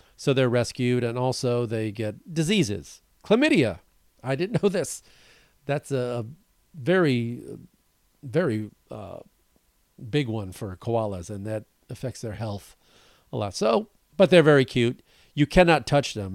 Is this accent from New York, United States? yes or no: no; Wisconsin, United States; now in Los Angeles, United States; up north around where I grew up. You know, I was born in Wisconsin